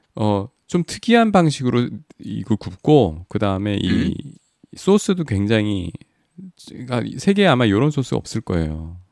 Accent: South Korea; 한국에서 왔다 그랬

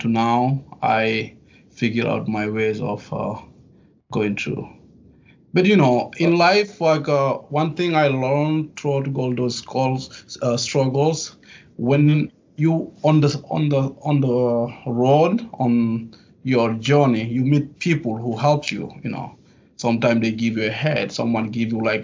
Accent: Guinea; English is a second language; also born or lived in France; now in New York, United States; I was born in a little village in Guinea

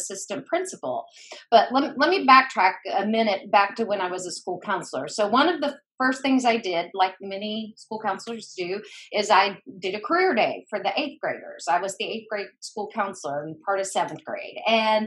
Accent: Boone, North Carolina, United States; moved away; I grew up in Boone, North Carolina

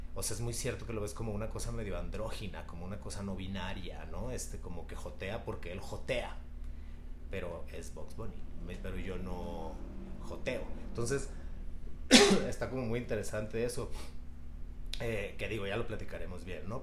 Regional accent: Culiacán, Sinaloa, Mexico; yo soy de Culiacán, Sinaloa

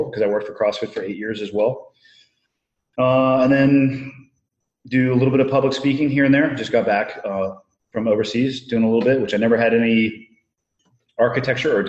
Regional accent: Santa Cruz, California, United States; Born and raised in Santa Cruz, California.

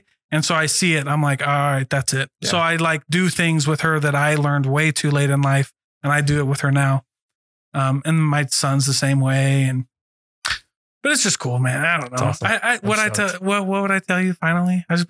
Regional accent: Hawaii, United States; And I'm also Hawaiian.

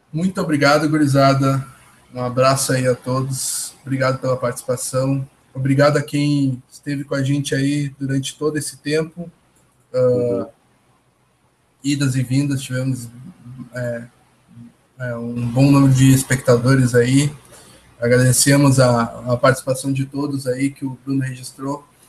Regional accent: Porto Alegre, Rio Grande do Sul, Brazil; não sou de São Paulo, sou do, de Porto Alegre, no Rio Grande do Sul. Nota-se pelo meu sotaque

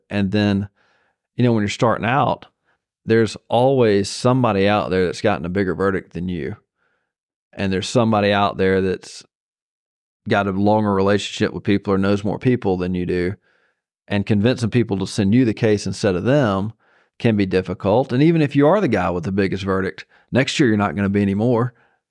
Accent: Zebulon, Georgia, United States; Zebulon, Georgia.

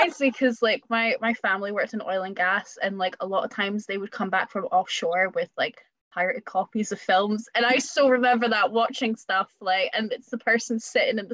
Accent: Scotland, United Kingdom; being Scottish, we're both Scottish

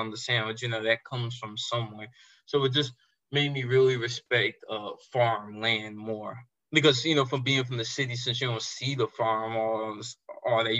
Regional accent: Raleigh, North Carolina, United States; I'm from Raleigh, so it's not really too many farms and stuff that I see

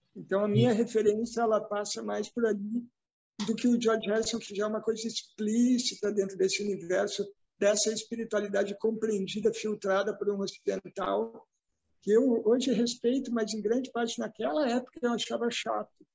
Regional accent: Novo Hamburgo, Rio Grande do Sul, Brazil; accent: sotaque do Sul; nessa cidade aqui onde eu nasci, que é Novo Hamburgo

